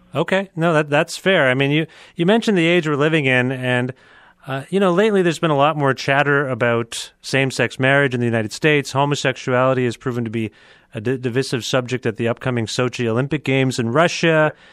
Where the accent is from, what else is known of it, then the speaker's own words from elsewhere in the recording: Cambridge, Ontario, Canada; my hometown now in Cambridge